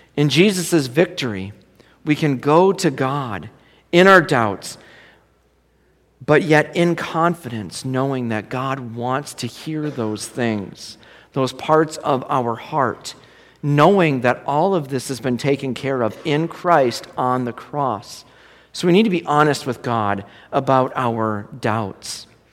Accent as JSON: {"language": "English", "town": "Minneapolis", "region": "Minnesota", "country": "United States", "tie": "born or raised there", "said": "I grew up in South Minneapolis"}